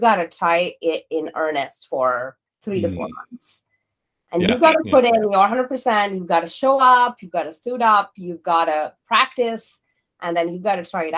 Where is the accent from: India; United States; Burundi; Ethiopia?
India; Mysore, Karnataka; moved away; I was born in this little town called Mysore, in the southern part of India.